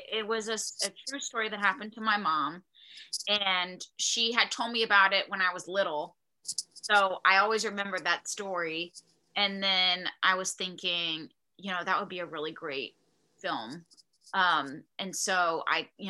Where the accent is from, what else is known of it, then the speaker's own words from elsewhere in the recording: Charlotte, North Carolina, United States; moved away as an adult; also born or lived in New York; I'm from Charlotte, North Carolina, and it's a city